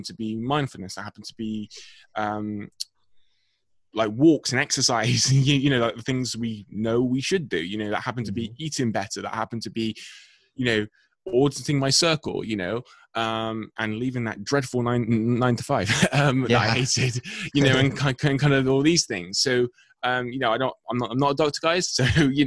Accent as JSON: {"language": "English", "region": "England", "country": "United Kingdom", "said": "I'm from England."}